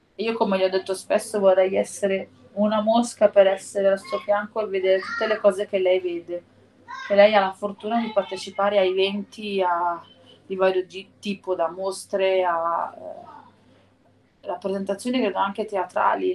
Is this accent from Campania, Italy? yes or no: yes; province of Naples, near Sorrento, Campania, Italy; sono nata nella provincia di Napoli e vicino a Sorrento